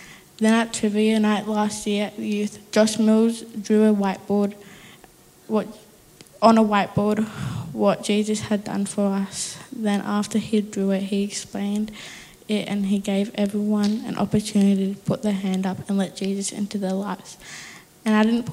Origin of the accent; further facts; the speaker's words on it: Melbourne, Victoria, Australia; also born or lived in Warrnambool; I grew up in Melbourne, then moved to Warrnambool